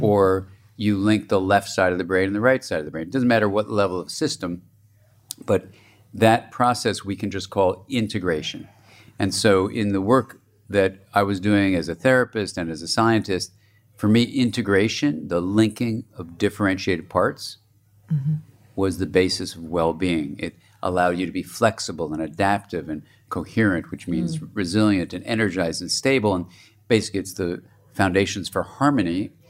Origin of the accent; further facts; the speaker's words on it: Los Angeles, California, United States; born there; And I was born in Los Angeles, and my parents were from New York, and so I was the first Californian born there